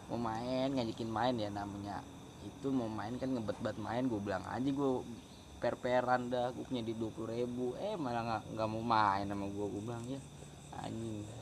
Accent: Cikarang, West Java, Indonesia; gue dari Cikarang

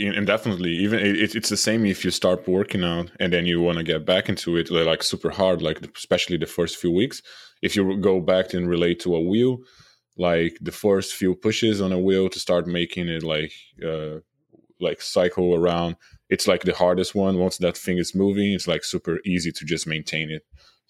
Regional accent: Brazil; English is a second language; moved away as an adult; now in United States; I'm originally from Brazil, so I moved to the U.S. 5 years ago to work at Naughty Dog. They relocated me and my wife.

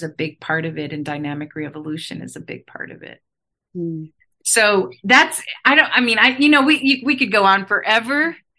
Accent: Chiang Mai, Thailand; born there; I said I was born in Chiang Mai, Thailand, which I never talk about.

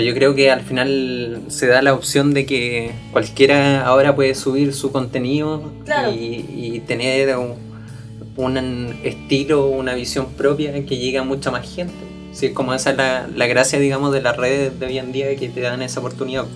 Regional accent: Puente Alto, Santiago Metropolitan Region, Chile; yo vengo de un colegio de Puente Alto, colegio municipal

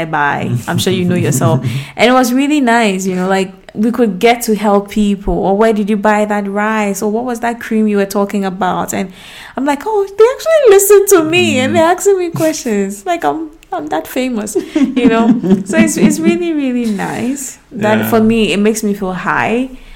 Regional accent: Ghana; moved away; we are outside of Ghana. We are not in our home country.

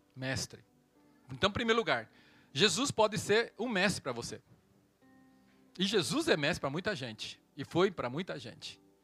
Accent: Brazil; also born or lived in Taiwan; E quando eu vim ao Brasil com sete anos

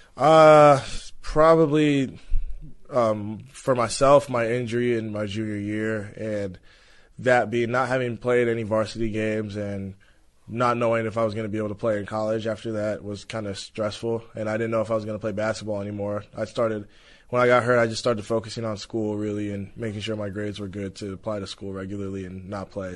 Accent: Los Angeles, California, United States; Those are the places I played a lot growing up, and the Porter Ranch Y M C A and Mason Park.

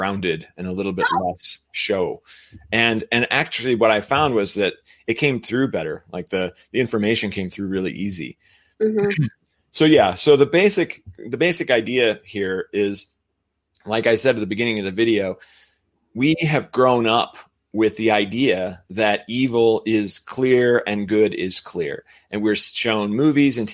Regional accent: United States; I'm American

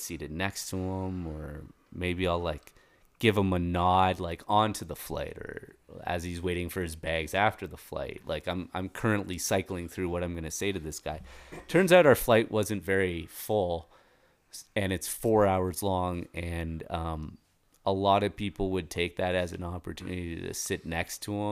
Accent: Toronto, Ontario, Canada; now in Colorado, United States; when I was a kid living in Toronto

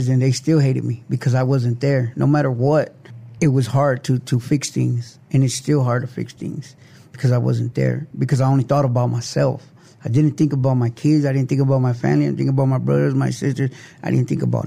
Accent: Lansing, Michigan, United States; also born or lived in San Antonio, Texas; now in South Texas, United States; I came from Detroit, Michigan, Lansing, Michigan.

